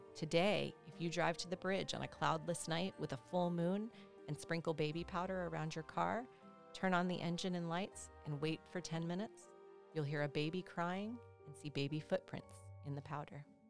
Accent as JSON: {"language": "English", "region": "South Carolina", "country": "United States", "tie": "born or raised there", "moved": "yes", "lives_now": "Georgia, United States", "said": "my home state, South Carolina"}